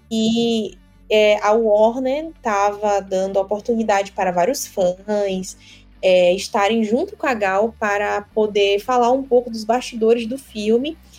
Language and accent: Portuguese; Maranhão, Brazil; eu sou do Maranhão